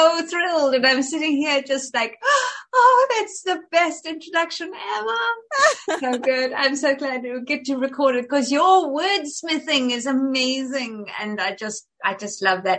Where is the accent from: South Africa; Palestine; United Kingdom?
South Africa; moved away as an adult; now in United States; So, but I was raised in South Africa. I was there from the time I was for until we left for the States. I was 35. So yeah, 30 years.